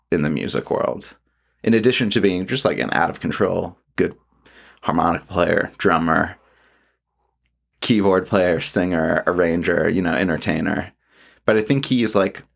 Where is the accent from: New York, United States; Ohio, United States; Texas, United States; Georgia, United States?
Georgia, United States; Atlanta; growing up in Atlanta